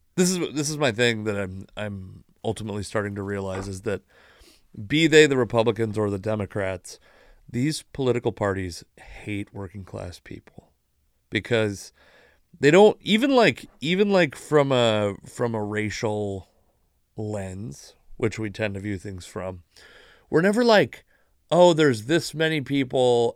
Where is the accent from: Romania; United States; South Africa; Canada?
United States; Puyallup Indian Tribe Reservation, Washington; I grew up on the Puyallup Indian Tribe Reservation.